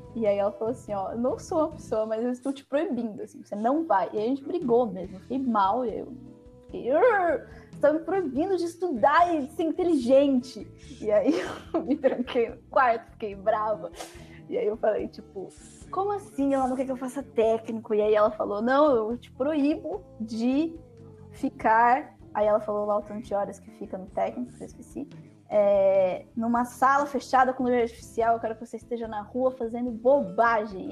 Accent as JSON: {"language": "Portuguese", "town": "Campinas", "region": "São Paulo", "country": "Brazil", "moved": "yes", "lives_now": "São Paulo, Brazil", "said": "Eu saí de Campinas, né? E meus pais foram para muito longe, assim"}